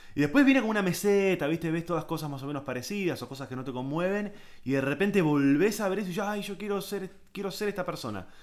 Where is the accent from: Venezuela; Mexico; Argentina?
Argentina; San Isidro, Buenos Aires Province; yo me crié en San Isidro, rugby, eh, colegio de eh, doble escolaridad, inglés, zona norte